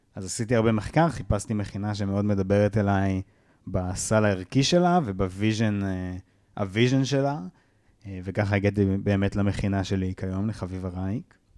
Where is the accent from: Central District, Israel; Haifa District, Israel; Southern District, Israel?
Central District, Israel; Kiryat Ono; בתרבות הקריית אונואית שבה גדלתי